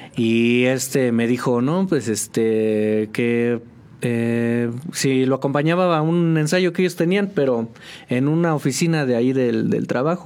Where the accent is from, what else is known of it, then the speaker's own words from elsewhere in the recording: State of Mexico, Mexico; moved away as an adult; now in San Juan del Río, Mexico; yo vengo del Estado de México. Este, viví pues prácticamente toda mi vida allá.